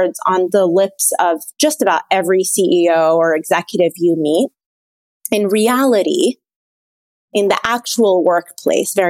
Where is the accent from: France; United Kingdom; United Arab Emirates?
United Arab Emirates; Abu Dhabi; now in Washington, D.C., United States; I'm an Egyptian who was born and raised in Abu Dhabi in the United Arab Emirates, and I have lived now in DC for 10 years